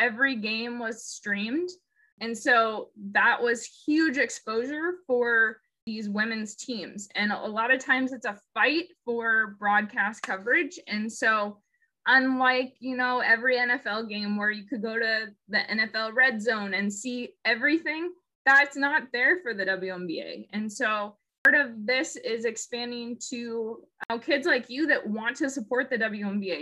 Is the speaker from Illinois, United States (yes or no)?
no; Seattle, Washington, United States; also born or lived in Chicago; I am from the Seattle area originally and played college basketball in Chicago